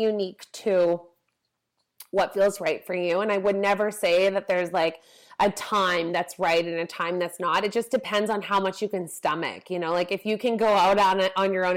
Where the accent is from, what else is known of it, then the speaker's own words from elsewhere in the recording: Vancouver, British Columbia, Canada; I come from Vancouver.